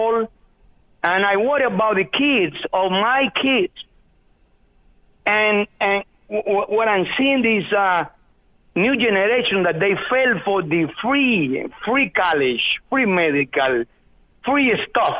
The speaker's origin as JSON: {"language": "English", "country": "Cuba", "tie": "born or raised there", "moved": "as an adult", "lives_now": "Portland, United States", "said": "I'm from Cuba, and I lived 22 years on the communist regime Castro brothers. And and I came to this country in 1980"}